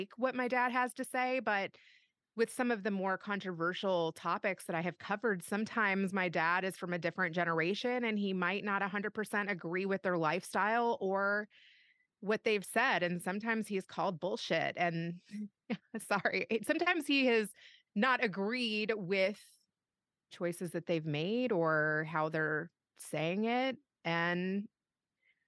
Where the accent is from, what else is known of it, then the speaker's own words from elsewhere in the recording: Louisville, Kentucky, United States; moved away as an adult; also born or lived in Bay Area / Los Angeles; was born and raised in Louisville, Kentucky, and did no moving around until college